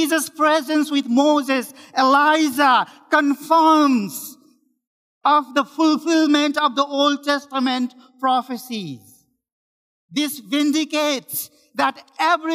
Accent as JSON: {"language": "English", "country": "Nepal", "moved": "as an adult", "lives_now": "Richmond, Canada", "said": "I am one of the pastors in Richmond Baptist Church, and I am from Nepal"}